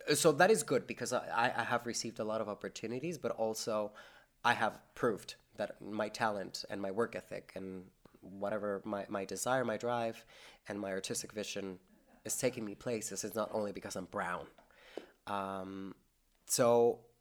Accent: Mexico; now in St. John's, Canada; Mexico will always be my home country, but I don't feel like Mexico is home anymore.

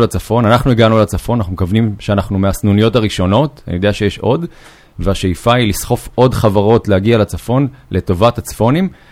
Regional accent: Northern Israel, Israel; also born or lived in Yokneam; אני גר בצפון, נולדתי בצפון, עברתי ליוקנעם לפני 17 שנה בערך

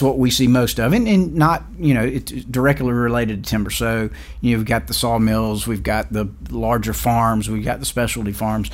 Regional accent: Varnville, South Carolina, United States; I was born and raised in Varnville, South Carolina, which is a little small town about 20 miles east of Allendale

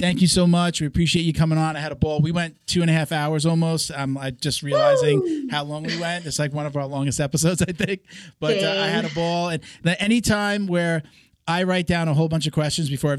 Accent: New York, United States; moved away; I'm from New York originally

